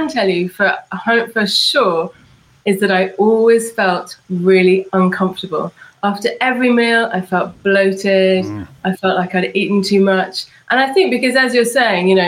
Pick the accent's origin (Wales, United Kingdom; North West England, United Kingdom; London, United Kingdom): London, United Kingdom; I'm from London.